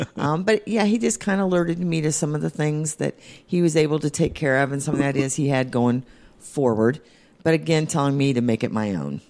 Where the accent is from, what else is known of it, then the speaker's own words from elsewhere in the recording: Indianapolis, Indiana, United States; also born or lived in Speedway, Indiana / Pittsboro, Indiana; Indianapolis and Speedway, I moved out here when I was twelve and have stayed ever since